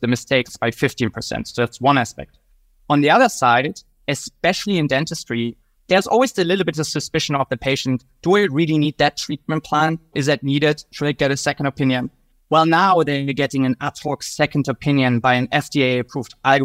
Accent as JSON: {"language": "English", "country": "Germany", "moved": "as an adult", "lives_now": "United States", "said": "originally, I'm from Germany"}